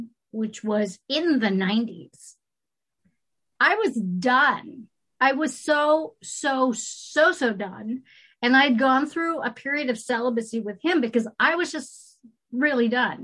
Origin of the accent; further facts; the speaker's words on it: California, United States; moved away; also born or lived in Marin County; I come from California.